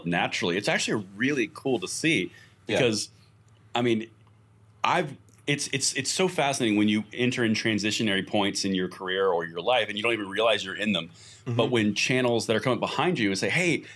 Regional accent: Georgia, United States; I'm from Georgia

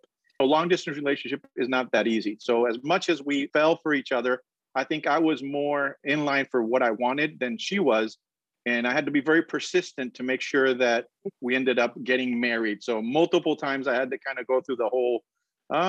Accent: Colombia; moved away as an adult; also born or lived in Boston / Indiana; now in Florida, United States; I'm originally from South America, from Colombia

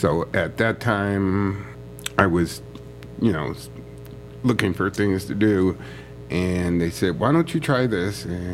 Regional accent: Summit County, Ohio, United States; I grew up in the Summit County Children's Home

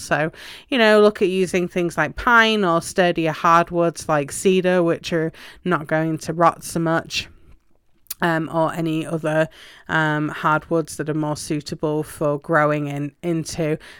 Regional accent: England, United Kingdom; Obviously, you know, I'm from England originally, and cold frames are a normal part and parcel of a garden there.

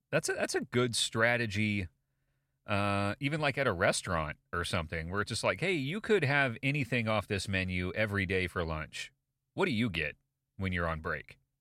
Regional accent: United States; as an American

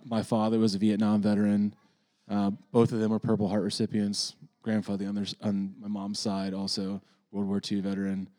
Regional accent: Florida, United States; I'm from Florida

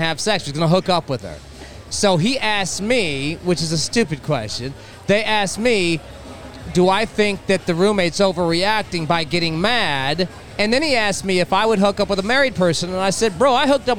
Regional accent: Rancho Palos Verdes, California, United States; I'm from Rancho Palos Verdes, which is like Malibu

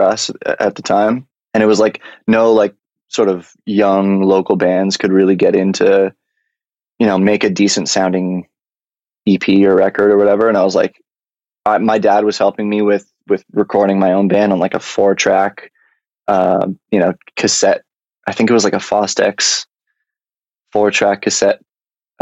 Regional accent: London, Ontario, Canada; moved away as an adult; also born or lived in Toronto, Ontario; now in Los Angeles, United States; I grew up in London, Ontario, moved to Toronto about 8 years ago

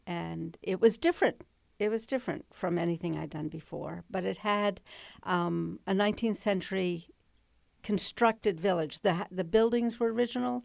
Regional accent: Manassas Park, Virginia, United States; moved away; I was raised in Manassas Park, Virginia

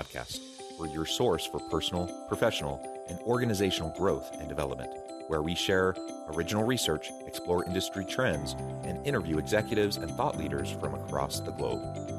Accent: Portland, Oregon, United States; now in Utah, United States; I grew up in Portland, Oregon area. I love the West Coast. I love the Pacific Northwest in particular.

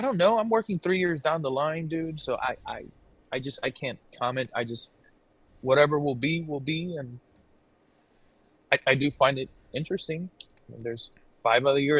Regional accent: Miami, Florida, United States; moved away as an adult; also born or lived in Thailand / Koh Samui / Bangkok; now in St. Petersburg, United States; born and raised in Miami, Cuban immigrant parents.

